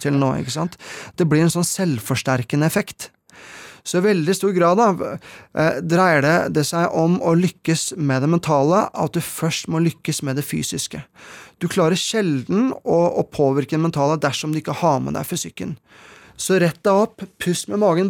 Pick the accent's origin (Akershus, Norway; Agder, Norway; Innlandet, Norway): Akershus, Norway; Asker; hjemme i Hallenskog, hvor jeg vokste opp